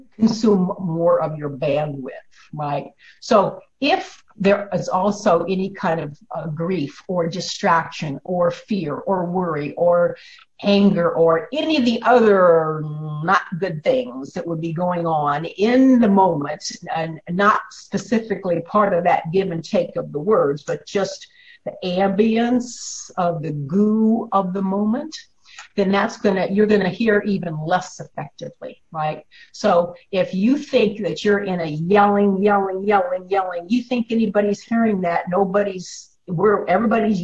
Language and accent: English; Illinois, United States; I grew up in Illinois